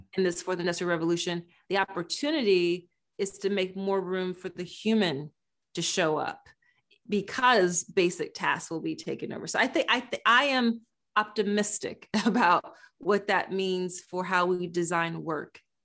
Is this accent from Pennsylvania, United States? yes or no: yes; Philadelphia, Pennsylvania, United States; based in my hometown, Philadelphia